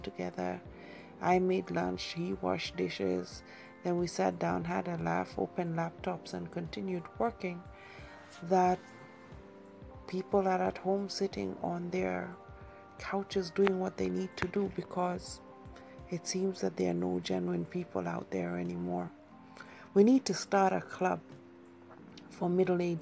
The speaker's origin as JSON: {"language": "English", "country": "Kenya", "also_born_or_lived": "England", "moved": "as an adult"}